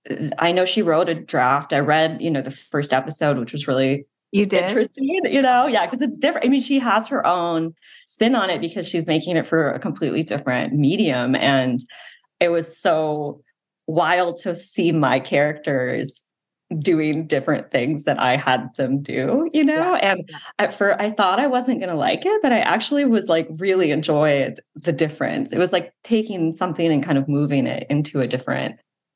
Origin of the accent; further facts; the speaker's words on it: Wisconsin, United States; moved away as an adult; also born or lived in Michigan / Thailand / Egypt / Netherlands; I grew up in Wisconsin mostly. Was born in Michigan. My family's all Midwestern.